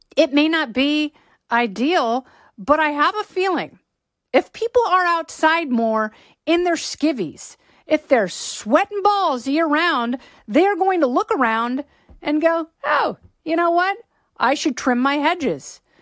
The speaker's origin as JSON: {"language": "English", "region": "Pacific Northwest", "country": "United States", "tie": "born or raised there", "said": "I grew up in the Pacific Northwest."}